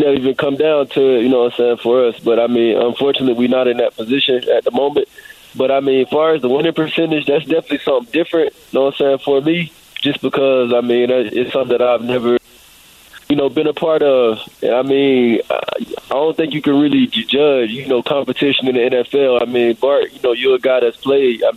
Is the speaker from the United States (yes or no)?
yes; Florida, United States; I'm from Florida